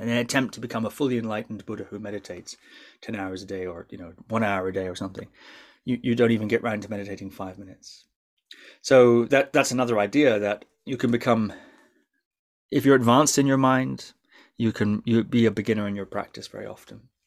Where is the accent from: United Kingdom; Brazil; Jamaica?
United Kingdom; Shetland, Scotland; growing up in Shetland, yeah, it is a strange place to grow up.